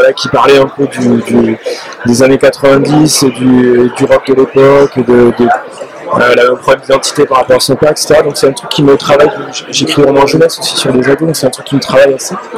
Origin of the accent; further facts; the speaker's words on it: France; moi en tant que Français